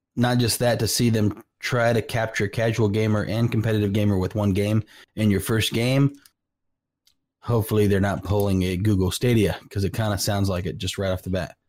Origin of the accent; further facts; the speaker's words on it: California, United States; now in Oklahoma, United States; I grew up in California.